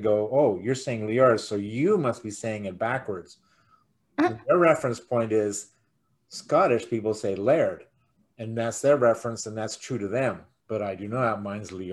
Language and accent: English; Canada; we call each other Canadian because we're from Canada